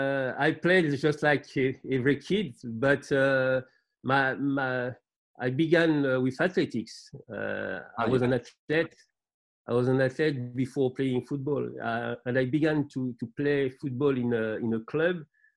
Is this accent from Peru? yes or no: no; France; English is a second language; also born or lived in Benin; I born effectively in Benin. But I left Benin, I was 2 years old. {S0} Yeah. {S1} And I grew up in France.